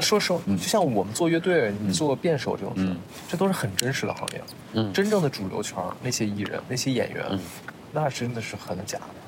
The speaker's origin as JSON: {"language": "Chinese", "town": "Shijiazhuang", "region": "Hebei", "country": "China", "moved": "yes", "lives_now": "Beijing, China", "said": "我就是，我就是啊，河北人，石家庄人啊"}